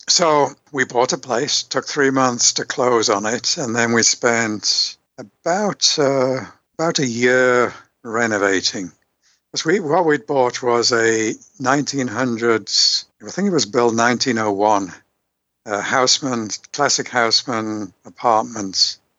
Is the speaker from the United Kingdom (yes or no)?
yes; Liverpool, North West England, United Kingdom; accent: Liverpool; moved away; also born or lived in Yorkshire; I'm from the UK many, many years ago, born in Yorkshire, brought up in Liverpool. Don't have my Beatles accent anymore.